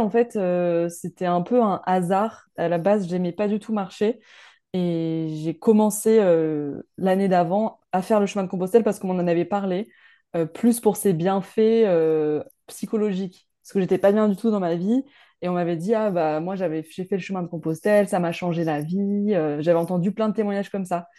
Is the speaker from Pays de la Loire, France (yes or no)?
no; Montpellier, Occitania, France; Je viens de Montpellier